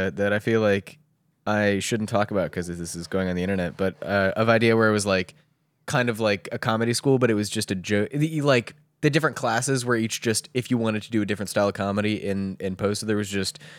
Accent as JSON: {"language": "English", "region": "Maryland", "country": "United States", "tie": "born or raised there", "lives_now": "Baltimore, United States", "said": "Oh, indeed. Yeah, that's exactly where."}